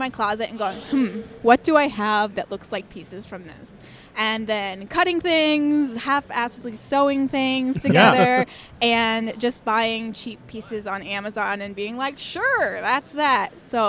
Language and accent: English; New Jersey, United States; I was born and raised in New Jersey. So it was like a 3-hour drive to Amish country.